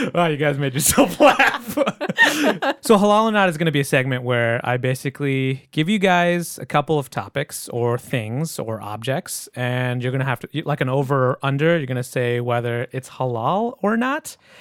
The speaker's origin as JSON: {"language": "English", "region": "Michigan", "country": "United States", "tie": "born or raised there", "said": "I grew up in Michigan"}